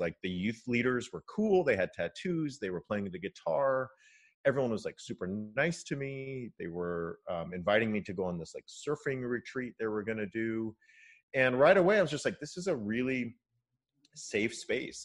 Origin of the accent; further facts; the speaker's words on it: California, United States; My dad is Japanese American and I grew up in California